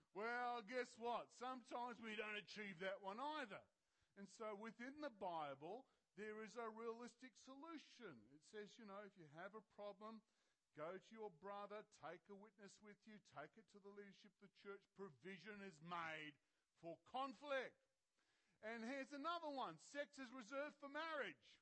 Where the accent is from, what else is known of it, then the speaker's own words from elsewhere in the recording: Australia; I'm an Aussie, even though I'm wearing pink, you know. I'm an Aussie.